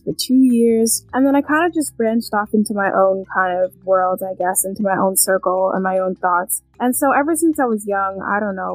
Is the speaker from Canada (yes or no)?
yes; Canada; also born or lived in London, England; I was born in England, London, England, but I am from Canada. I moved to Canada when I was